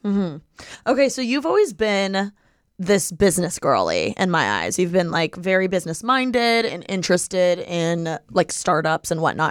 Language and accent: English; Bloomington, Indiana, United States; moved away as an adult; now in Miami, United States; from the I U campus. Like, that's my hometown